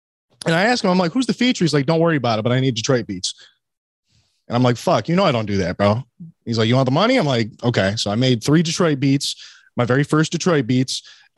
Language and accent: English; United Kingdom; But I'm also British, so I'm like limey.